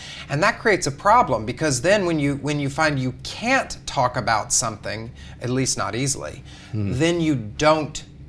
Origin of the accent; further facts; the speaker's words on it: the Bible Belt, United States; moved away as an adult; now in New York City, United States; I grew up in the Bible Belt, right. And about 5 years ago, I decided that I would move to the Big Apple, from the Bible Belt to the Big Apple.